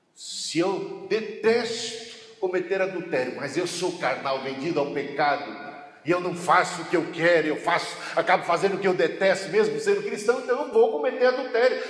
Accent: Brazil; A gente é, somos brasileiros

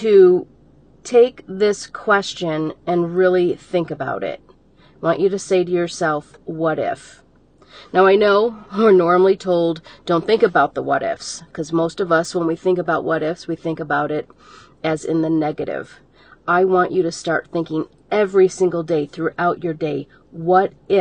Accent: Detroit, Michigan, United States; I'm a girl from Detroit, Michigan, that I lived, if you want to say, on the wrong side of the tracks

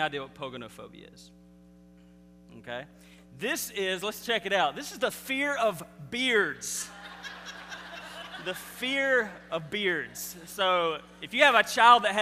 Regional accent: Mississippi, United States; I'm from Mississippi, and we don't say anything right

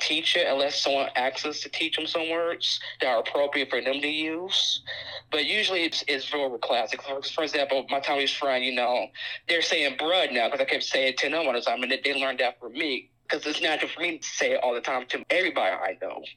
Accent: United States; accent: African American English (Ebonics); when I was growing up in the African American community

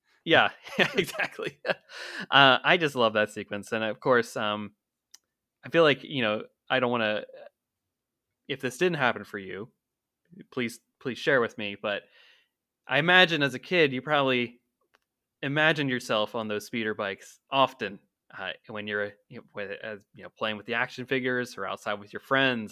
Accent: Pennsylvania, United States; growing up in Pennsylvania

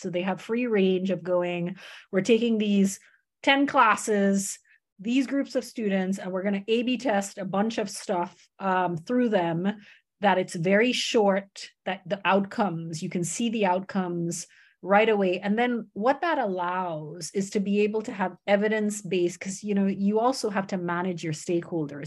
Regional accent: United States; moved away; also born or lived in Canada; grew up in, in America

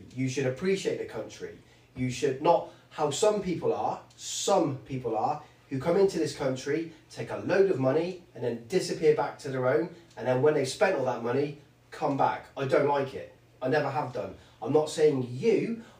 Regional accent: England, United Kingdom; I'm not from another country. I'm from the UK

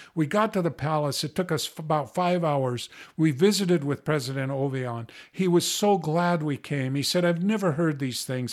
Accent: United States; born here in America where I had plenty of food to eat.

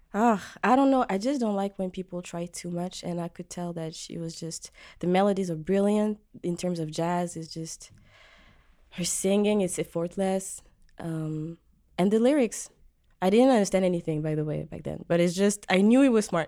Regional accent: Djibouti; moved away as an adult; also born or lived in France; now in Montreal, Canada; I moved to Djibouti, East Africa, where I was raised and where I'm from too

